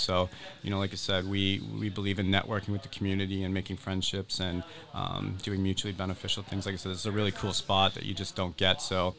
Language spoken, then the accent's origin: English; New England, United States; So, like I said, we come up from the Massachusetts, New Hampshire area, and I like to cook.